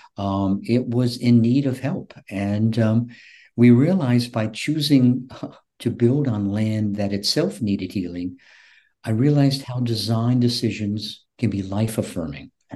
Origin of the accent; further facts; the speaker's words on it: Shelby, North Carolina, United States; also born or lived in Shelter Island, Long Island, New York; now in Florida, United States; my hometown of Shelby, North Carolina